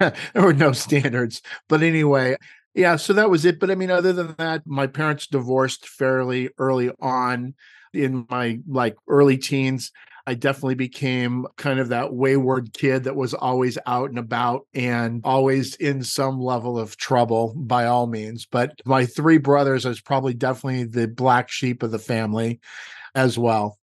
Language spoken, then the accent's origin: English; Los Angeles, California, United States; moved away as an adult; also born or lived in Redondo Beach; now in Walnut Creek, United States; I was brought up in Los Angeles, born and raised